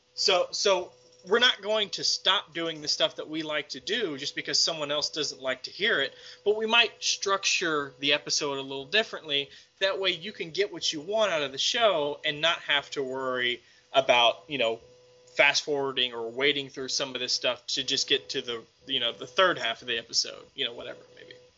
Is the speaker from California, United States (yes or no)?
no; Texas, United States; I'm from Texas